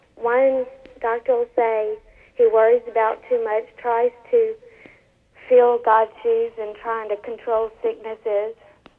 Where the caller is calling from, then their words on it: Lake Charles, Louisiana, United States; Lake Charles.